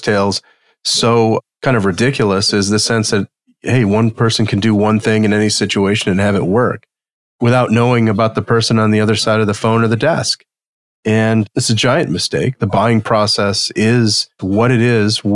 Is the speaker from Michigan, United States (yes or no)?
yes; outside of Detroit, southern Michigan, United States; I grew up outside of Detroit and, you know, in the cornfields and farms of southern Michigan